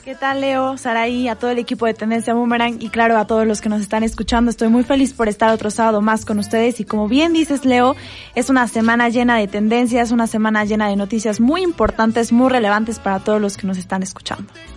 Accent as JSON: {"language": "Spanish", "country": "Mexico", "said": "nos denigra como mexicanos"}